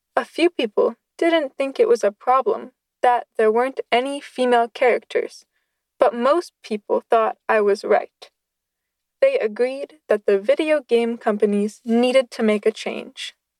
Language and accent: English; Pennsylvania, United States; I grew up in Pennsylvania